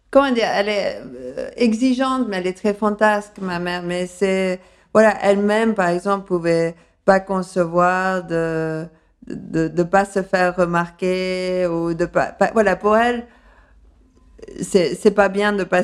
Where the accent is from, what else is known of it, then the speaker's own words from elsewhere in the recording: Paris, Île-de-France, France; accent: undefined, slightly English; also born or lived in London, United Kingdom; Et à Londres. C'est pour ça que j'ai un accent euh, un peu indéfini, mais avec un léger euh, accent